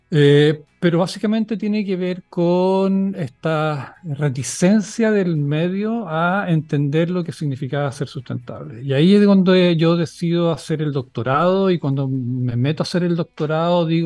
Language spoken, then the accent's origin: Spanish; Chile; now in Valencia, Spain; y soy chileno también. Y chileno, claro, faltó decir. Sí, vivo en Valencia, pero soy chileno, sí.